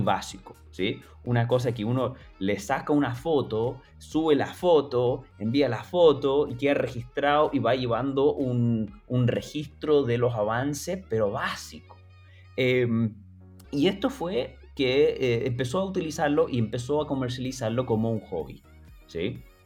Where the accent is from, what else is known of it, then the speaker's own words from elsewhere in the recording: Chile; yo me crié en Chile